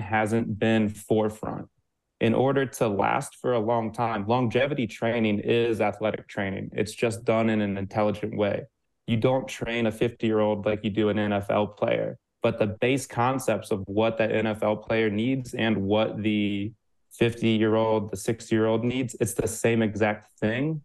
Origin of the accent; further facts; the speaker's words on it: Midwest, United States; I'm a Midwesterner